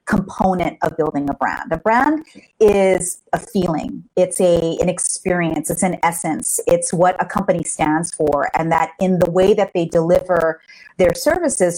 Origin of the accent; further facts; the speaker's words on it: Hawaii, United States; moved away; I'm from Hawaii originally.